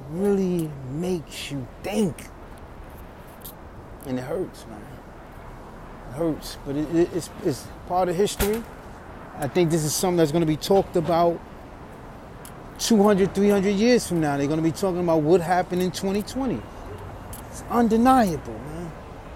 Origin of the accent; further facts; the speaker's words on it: New York City, New York, United States; I'm walking my hometown of New York City